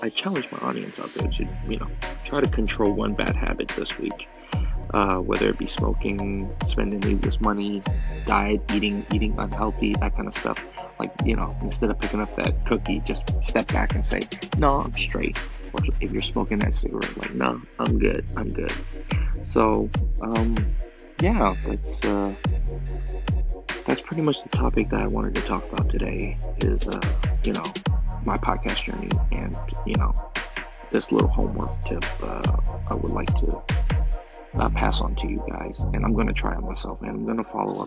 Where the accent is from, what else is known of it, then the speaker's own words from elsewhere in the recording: Oakland, California, United States; first language Chinese; English is a second language; I grew up, born and raised in Oakland